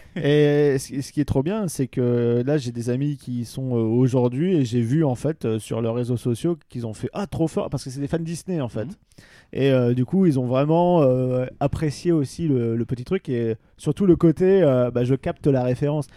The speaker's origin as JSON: {"language": "French", "area": "Pas-de-Calais", "region": "Hauts-de-France", "country": "France", "moved": "yes", "said": "j'étais du Pas-de-Calais"}